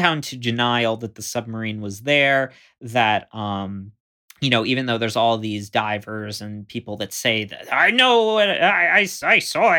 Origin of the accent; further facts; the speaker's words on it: Florida, United States; So I grew up not like on the Gulf Coast, but what's called the intercoastal, where there's like there's thin barrier islands out in the Gulf, or right between Florida and the Gulf.